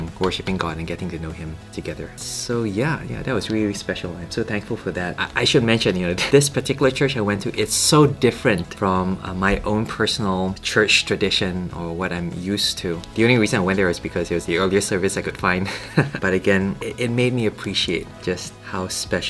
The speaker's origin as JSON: {"language": "English", "country": "Malaysia", "moved": "as an adult", "lives_now": "Cambridge, United Kingdom", "said": "back home in Malaysia"}